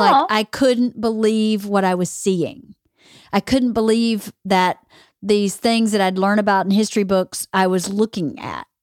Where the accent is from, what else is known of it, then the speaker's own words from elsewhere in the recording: Georgia, United States; now in Los Angeles, United States; I grew up with in Georgia